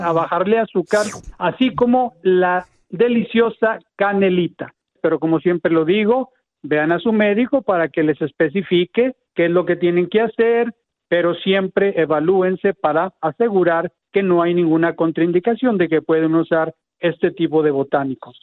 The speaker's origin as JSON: {"language": "Spanish", "town": "Monterrey", "region": "Nuevo León", "country": "Mexico", "tie": "born or raised there", "moved": "yes", "said": "allá en mi tierra en Monterrey"}